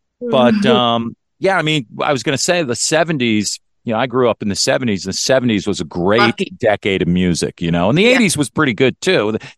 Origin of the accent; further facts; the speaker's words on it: Westchester, New York, United States; I was born in New York, Westchester.